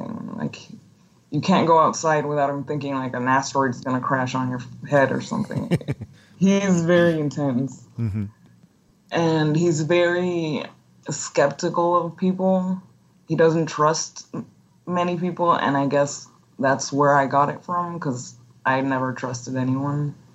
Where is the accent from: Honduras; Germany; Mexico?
Honduras; Tegucigalpa, Francisco Morazán; English is a second language; moved away as an adult; also born or lived in Texas; I'm from Tegucigalpa, Honduras